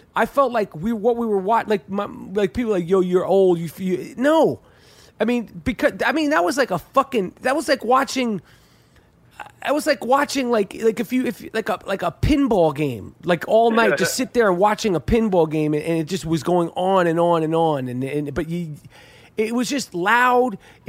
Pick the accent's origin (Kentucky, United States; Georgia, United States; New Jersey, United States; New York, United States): New York, United States; This is not new to us. We're from New York.